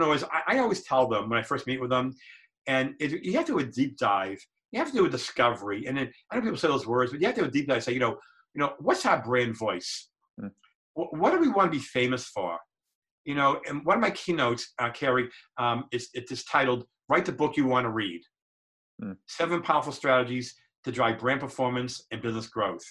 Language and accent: English; Boston, Massachusetts, United States; I grew up in Boston. My father was a mechanic